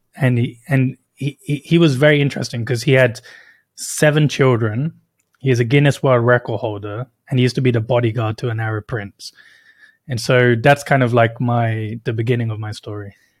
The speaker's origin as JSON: {"language": "English", "country": "United Kingdom", "tie": "born or raised there", "moved": "yes", "said": "I was born and raised in the U K"}